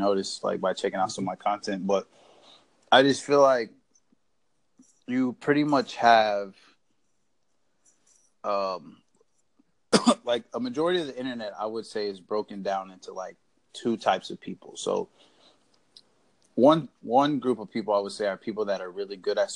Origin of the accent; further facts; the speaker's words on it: Indiana, United States; now in Florida, United States; I'm from Indiana, but I live in Florida right now